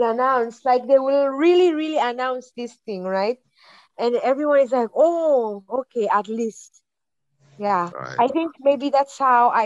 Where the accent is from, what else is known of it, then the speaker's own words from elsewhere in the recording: Seychelles; moved away as an adult; now in Japan; growing up in Seychelles, you know, it's island life.